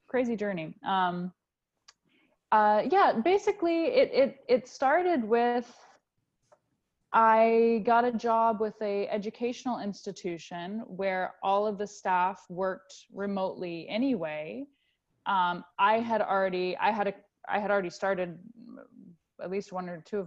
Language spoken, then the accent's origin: English; United States; moved away as an adult; the United States, which is where I'm from